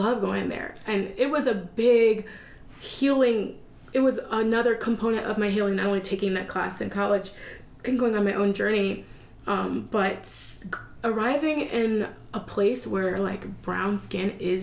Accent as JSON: {"language": "English", "country": "United States", "said": "I come from America."}